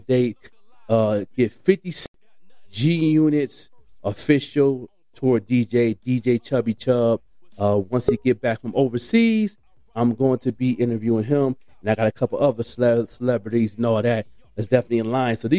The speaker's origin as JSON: {"language": "English", "town": "Buffalo", "region": "New York", "country": "United States", "tie": "born or raised there", "said": "in my hometown, Buffalo"}